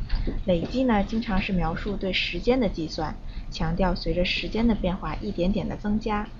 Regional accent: China

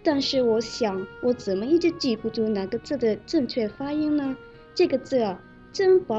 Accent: Malaysia; Chinese is a second language

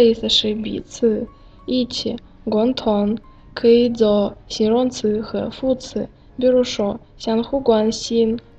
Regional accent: Russia; Chinese is a second language; moved away; 我是来自俄罗斯的叶卡。

